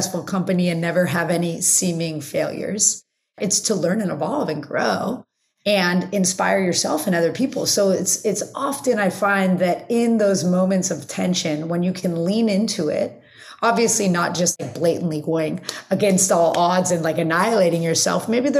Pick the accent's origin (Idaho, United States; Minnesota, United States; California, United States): California, United States; Los Angeles; I grew up in the Valley. So living in Los Angeles, living not at the beach